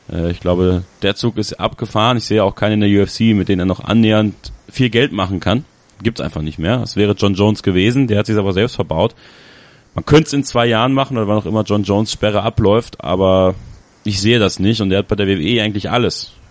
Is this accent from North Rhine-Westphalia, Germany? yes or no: yes; Borken, North Rhine-Westphalia, Germany; Und ich werde am Freitag bei WXW sein, in Borken, in meiner Heimatstadt.